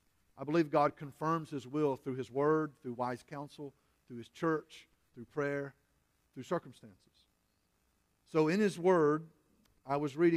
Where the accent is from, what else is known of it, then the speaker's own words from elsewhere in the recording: Springdale, Arkansas, United States; also born or lived in Texas / Oklahoma / Centerton, Arkansas; I'm 25 miles from where I grew up in Springdale, Arkansas. We've served churches in Texas and Oklahoma and other churches in Arkansas. And I love living in Northwest Arkansas.